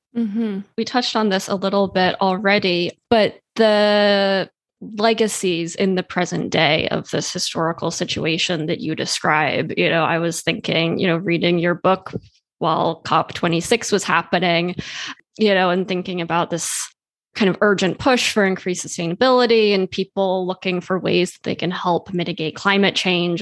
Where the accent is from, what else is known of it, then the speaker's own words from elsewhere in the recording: Switzerland; I grew up in Switzerland